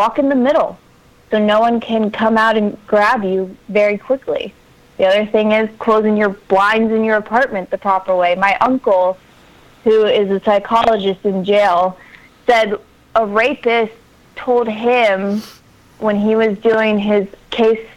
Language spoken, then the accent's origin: English; Miami, Florida, United States; I grew up in Miami, Florida